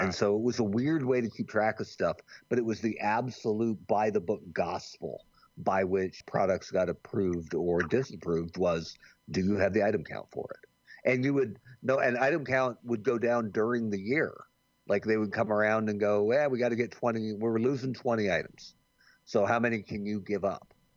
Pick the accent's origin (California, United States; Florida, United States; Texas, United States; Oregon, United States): Oregon, United States; Bend; also born or lived in Jamestown, New York; I grew up in Bend, Oregon